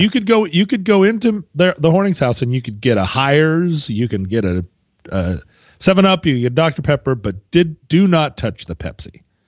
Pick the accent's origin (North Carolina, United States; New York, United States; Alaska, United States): Alaska, United States; growing up in Alaska